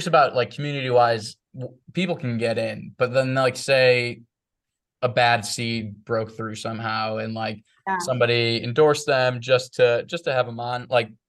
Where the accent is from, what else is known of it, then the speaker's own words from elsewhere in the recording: Chicago, Illinois, United States; So, like, I'm from Chicago, he's from Ohio.